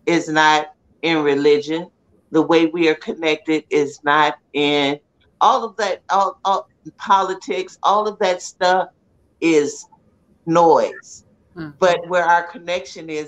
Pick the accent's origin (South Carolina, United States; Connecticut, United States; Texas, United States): Texas, United States; San Antonio; I grew up in San Antonio